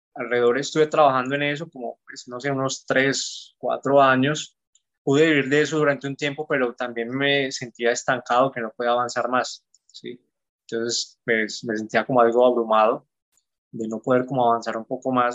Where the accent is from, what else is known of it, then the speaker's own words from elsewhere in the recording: Garzón, Huila, Colombia; soy colombiano, más exactamente de Garzón, Huila, un pueblo al sur de Colombia.